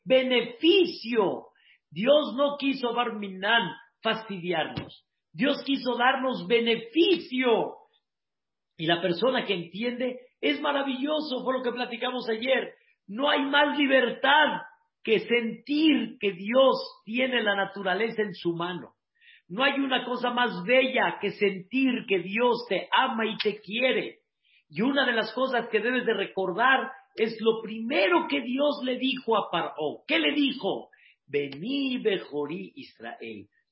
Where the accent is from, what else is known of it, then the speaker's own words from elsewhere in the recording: Mexico; como decimos aquí en México